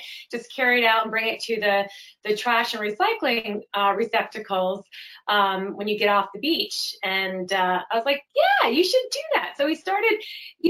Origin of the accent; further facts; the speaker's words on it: Connecticut, United States; moved away as an adult; also born or lived in Vermont / California; now in Mill Valley, United States; I grew up in Connecticut